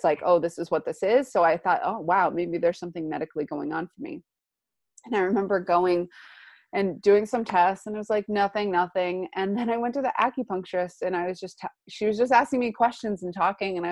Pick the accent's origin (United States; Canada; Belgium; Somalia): United States; East Coast; now in California, United States; I'm originally from the East Coast, where we're making our journey back home.